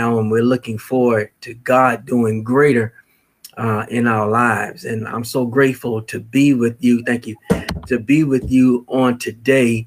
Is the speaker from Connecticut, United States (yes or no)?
no; Chesapeake, Virginia, United States; also born or lived in Norfolk, Virginia; I was born in Norfolk, raised in Chesapeake